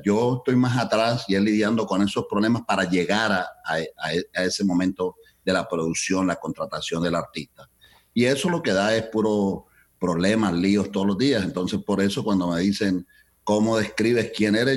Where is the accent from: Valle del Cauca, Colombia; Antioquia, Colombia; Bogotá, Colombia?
Valle del Cauca, Colombia; Cali; moved away as an adult; now in Chicago, United States; yo emigré ah, de Colombia, de Cali, Colombia a este país en 1972.